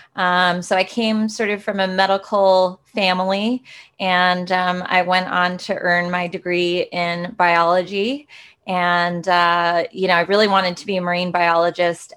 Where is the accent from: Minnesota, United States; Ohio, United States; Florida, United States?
Minnesota, United States; Rochester; I got to grow up in the, the, very cold Minnesota